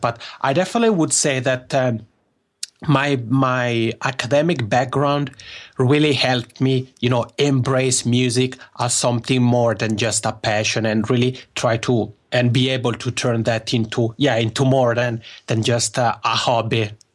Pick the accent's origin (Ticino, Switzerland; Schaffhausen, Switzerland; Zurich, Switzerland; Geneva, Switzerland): Ticino, Switzerland; Locarno; accent: Macaroni accent; first language Italian; English is a second language; moved away as an adult; now in Helsinki, Finland; my hometown in Switzerland called Locarno